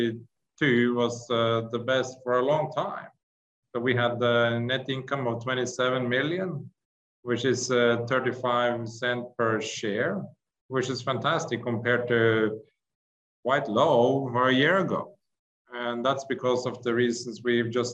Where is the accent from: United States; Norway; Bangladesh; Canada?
Norway; I'm from Norway, and we are bordering Russia up in Norway